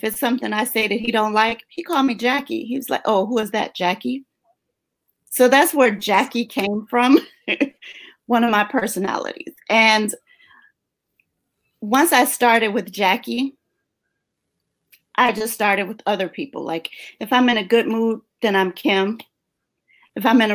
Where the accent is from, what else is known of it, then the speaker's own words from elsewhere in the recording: Chicago, Illinois, United States; now in Florida, United States; Born and raised in Chicago